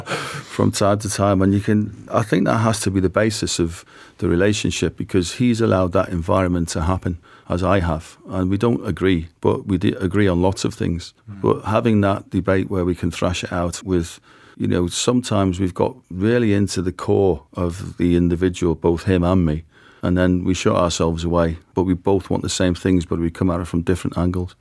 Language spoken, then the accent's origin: English; Liverpool, North West England, United Kingdom; I was brought up on a council estate in Liverpool in a single parent family